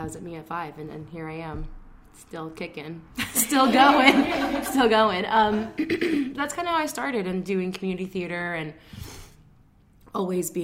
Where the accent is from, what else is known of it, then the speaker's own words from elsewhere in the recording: New York, United States; also born or lived in Bronx, New York / Rockland County, New York / Suffern, New York; I was born and raised in New York, I was born in the Bronx, but kind of raised all over. I went to school in Rockland County and Suffern